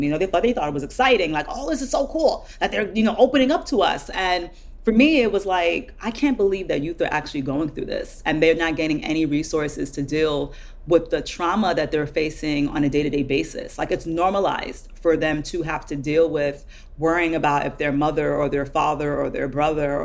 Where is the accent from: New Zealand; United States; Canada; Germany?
United States; Jersey City, New Jersey; I grew up in Jersey City, which is a primarily urban, or was